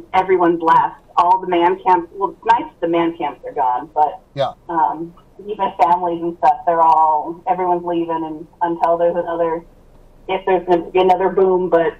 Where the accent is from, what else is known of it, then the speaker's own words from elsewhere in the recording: North Dakota, United States; I'm kind of from North Dakota, from the other side of the state, so from north of Fargo and Grand Forks.